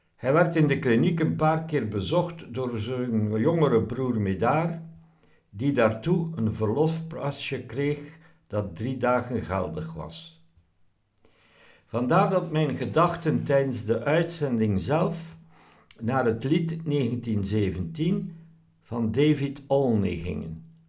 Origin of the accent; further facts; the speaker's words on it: Belgium; also born or lived in Ghent; ik ben een ingenieur van Belgische nationaliteit